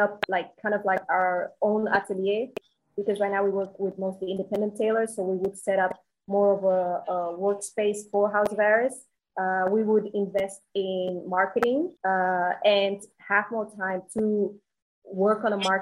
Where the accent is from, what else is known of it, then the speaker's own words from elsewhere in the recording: Antwerp, Flanders, Belgium; moved away as an adult; also born or lived in Dominican Republic / China / Thailand; I'm originally from Dominican Republic, and I grew up in Belgium, in Antwerp, which is a big fashion city